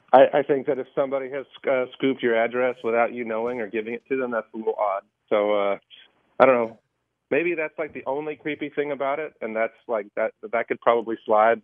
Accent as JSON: {"language": "English", "region": "Michigan", "country": "United States", "tie": "born or raised there", "also_born_or_lived": "Chicago, Illinois", "moved": "yes", "lives_now": "Nashville, United States", "said": "I grew up, I grew up in Michigan"}